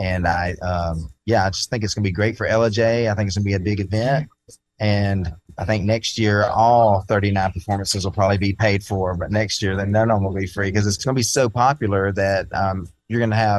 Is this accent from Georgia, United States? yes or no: yes; North Georgia, United States; moved away as an adult; also born or lived in Nashville; I lived in Nashville for 15, but moved back to my hometown because the inspiration there is just ridiculous here in North Georgia.